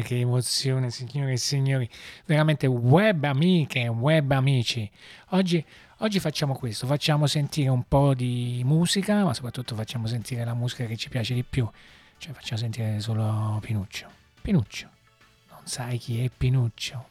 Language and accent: Italian; Naples, Campania, Italy; si sente un po' l'accento? Sì, siamo, siamo da Napoli